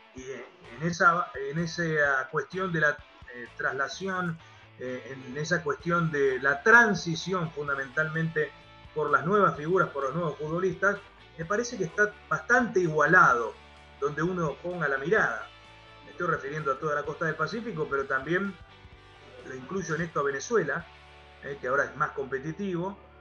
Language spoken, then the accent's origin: Spanish; Argentina; aquí en mi país